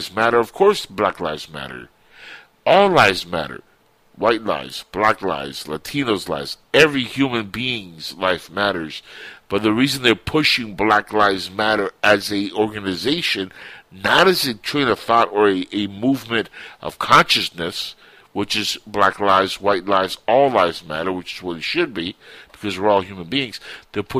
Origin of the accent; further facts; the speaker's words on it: United States; also born or lived in Cuba; I was born in Cuba. I was raised in America